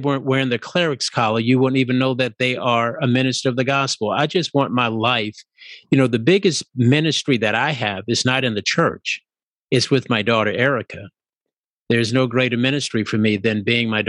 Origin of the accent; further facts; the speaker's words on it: New Orleans, Louisiana, United States; moved away as an adult; also born or lived in San Diego; now in Los Angeles, United States; ever since I was about 10 years old growing up in Louisiana